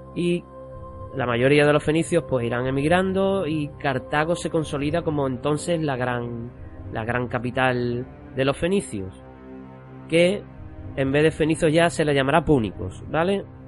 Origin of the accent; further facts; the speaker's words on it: Cádiz, Andalusia, Spain; lo que venimos siendo los gaditanos